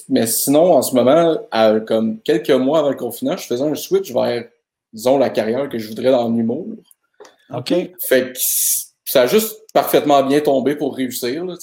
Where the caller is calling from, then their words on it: Montreal, Quebec, Canada; Euh, moi, je suis de Verdun à Montréal.